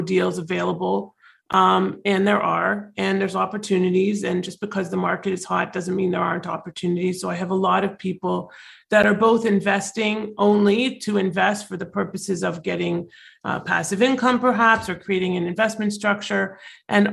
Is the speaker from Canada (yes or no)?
yes; Toronto, Ontario, Canada; moved away as an adult; now in Florida, United States; I'm actually originally from Toronto, so I am a Canadian